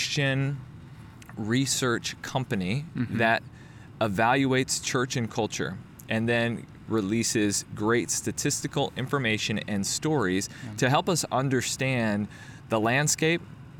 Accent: Connecticut, United States; moved away; I'm Connecticut.

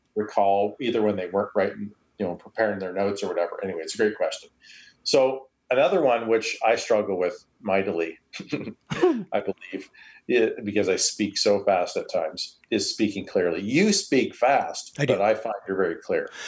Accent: Canada; accent: Canadian; I'm Canadian

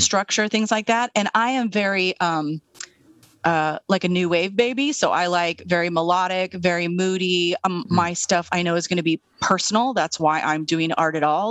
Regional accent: Eastern Washington State, United States; also born or lived in Seattle; I'm from Eastern Washington State.

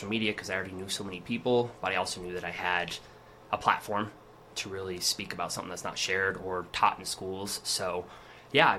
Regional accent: Cheyenne, Wyoming, United States; I have lived, born and raised in Cheyenne.

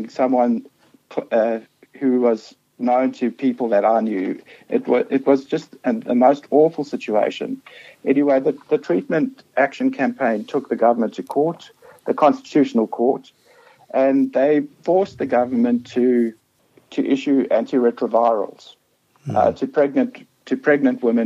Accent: South Africa; accent: South African; moved away as an adult; now in Australia; I'm from South Africa. I grew up under apartheid

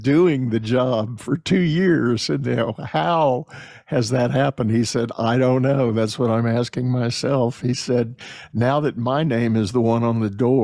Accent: Texas, United States; myself being a Texan

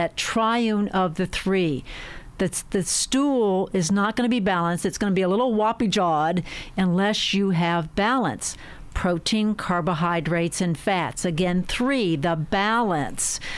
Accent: outside Pittsburgh, Pennsylvania, United States; I came from dairy farmers outside Pittsburgh.

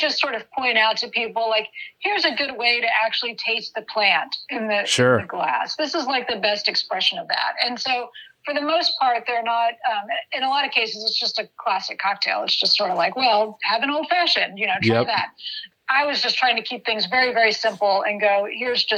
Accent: Dallas, Texas, United States; moved away as an adult; also born or lived in Santa Cruz, California; I grew up in Texas. I'm from Dallas-Fort Worth area.

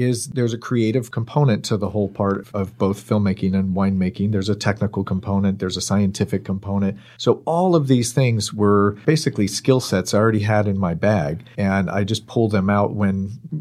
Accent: Bay Area, Marin and Sonoma County, California, United States; I grew up in the Bay Area, up in Marin and Sonoma County

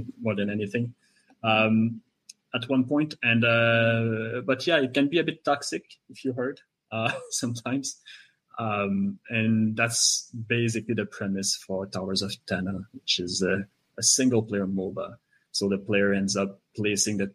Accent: Quebec, Canada; first language French; English is a second language; I'm from Quebec, and I'm one of the co-owners of Bishop Games

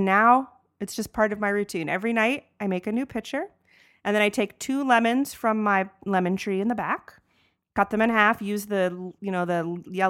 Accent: Atlanta, Georgia, United States; we grew up in Atlanta where it's very warm and everyone drinks tea.

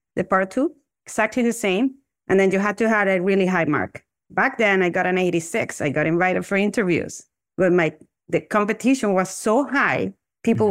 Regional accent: Venezuela; moved away as an adult; now in Toronto, Canada; I'm originally from Venezuela, and I actually graduated from dental school back then in 2005 from the Central University of Venezuela. And then I moved to Canada

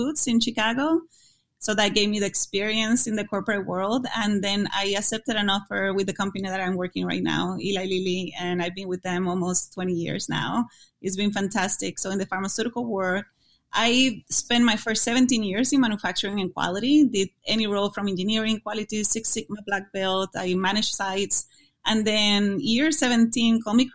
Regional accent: Puerto Rico; English is a second language; moved away as an adult; now in United States; my college in Puerto Rico was in my hometown

